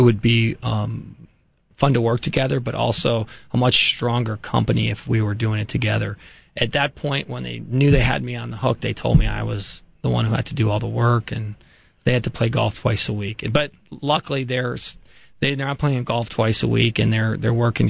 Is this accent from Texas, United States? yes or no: no; New Orleans, Louisiana, United States; I grew up in New Orleans